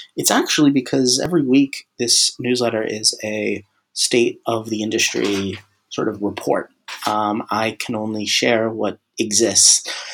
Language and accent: English; Tampa, Florida, United States; my hometown, Tampa Bay